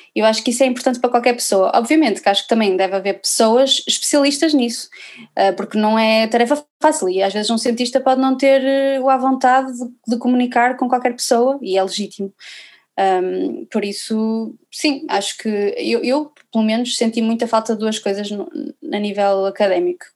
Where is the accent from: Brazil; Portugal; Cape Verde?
Portugal; Viana do Castelo, Norte; eu sou aqui de Viana do Castelo